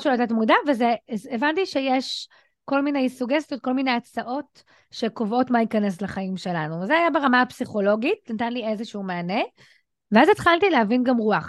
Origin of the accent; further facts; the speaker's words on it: Ramla, Central District, Israel; ואני גדלתי ברמלה, דירת 70 מטר, שלושה חדרים, בדיוק על הכניסה של כפר ג'ואריש